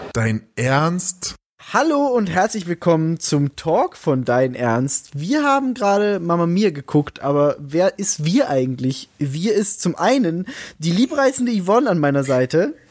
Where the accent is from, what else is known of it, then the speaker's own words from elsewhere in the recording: Salzburg, Austria; ich komme aus Salzburg